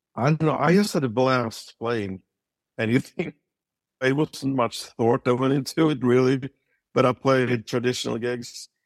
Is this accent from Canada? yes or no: no; Sweden; moved away as an adult; also born or lived in Stockholm; now in United States; growing up in Sweden